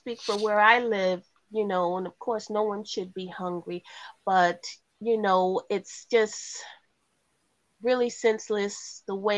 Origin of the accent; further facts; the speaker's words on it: United States; we're from the United States